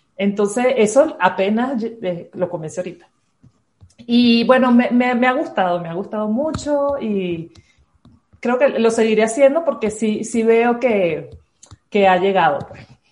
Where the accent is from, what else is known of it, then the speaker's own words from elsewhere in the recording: Caracas, Capital District, Venezuela; moved away as an adult; also born or lived in Ciudad Bolívar, Venezuela; now in Ibarra, Ecuador; De Venezuela. Eh, viví toda mi vida en Caracas, pero soy de Ciudad Bolívar, más al sur. Nací allí.